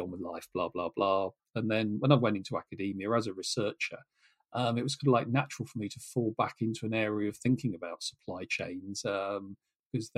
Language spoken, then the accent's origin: English; Norfolk, East of England, United Kingdom; as a kid growing up in Norfolk